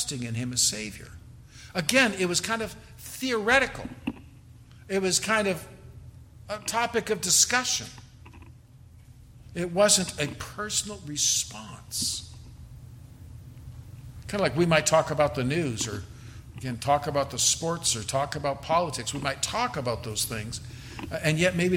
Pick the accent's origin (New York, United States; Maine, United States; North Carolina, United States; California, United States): California, United States; now in Texas, United States; I'm from California